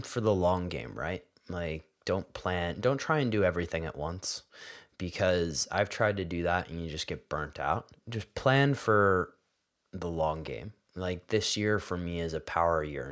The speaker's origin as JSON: {"language": "English", "town": "Philadelphia", "region": "Pennsylvania", "country": "United States", "tie": "born or raised there", "said": "I grew up in Philadelphia"}